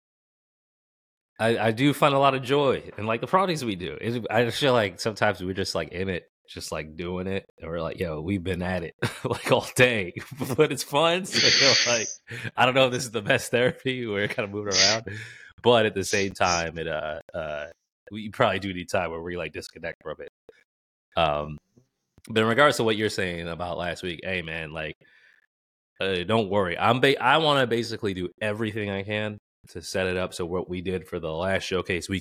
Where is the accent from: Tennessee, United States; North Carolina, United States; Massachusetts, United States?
Massachusetts, United States; Boston; growing up in Boston